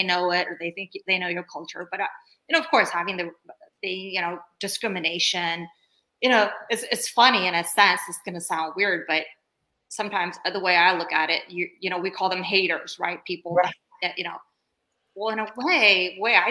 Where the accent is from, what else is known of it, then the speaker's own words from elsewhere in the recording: Bay Area, California, United States; also born or lived in Turkey; coming here at the age of 7, I came here from Turkey and I grew up in the Bay Area